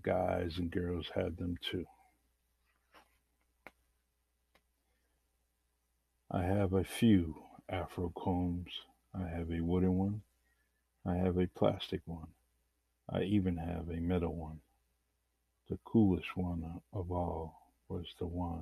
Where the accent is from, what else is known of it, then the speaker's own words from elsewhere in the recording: Bay Village housing units, Massachusetts, United States; the many stories are inspired by growing up in the Bay Village housing units